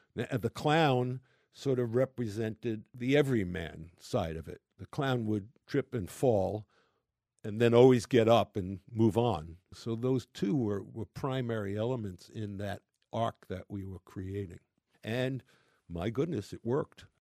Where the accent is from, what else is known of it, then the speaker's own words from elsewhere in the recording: New York City, New York, United States; I'm a New Yorker